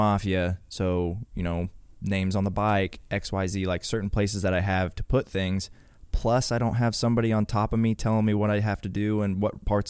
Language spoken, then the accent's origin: English; Topeka, Kansas, United States; So I'm obviously from Kansas, Topeka, Kansas.